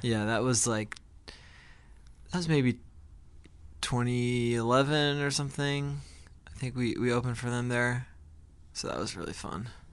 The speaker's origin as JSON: {"language": "English", "town": "Glen Ridge", "region": "New Jersey", "country": "United States", "tie": "born or raised there", "moved": "yes", "lives_now": "New York, United States", "said": "Ezra and I grew up together in New Jersey"}